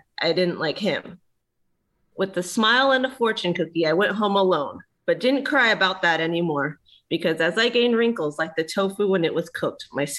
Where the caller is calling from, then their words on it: Dallas, Texas, United States; I'm usually in Dallas, Texas. Uh-huh. And yeah, my parents live also in the Metroplex, just on the other side.